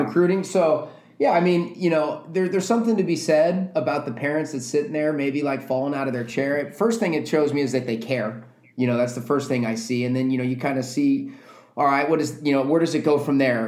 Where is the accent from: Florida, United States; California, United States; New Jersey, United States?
California, United States; Southern; moved away as an adult; also born or lived in Tucson, Arizona; now in Los Angeles, United States; growing up in Southern California